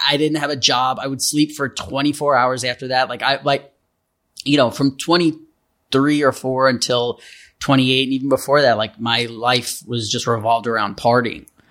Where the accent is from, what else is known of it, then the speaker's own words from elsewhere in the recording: New York City, New York, United States; I grew up in New York City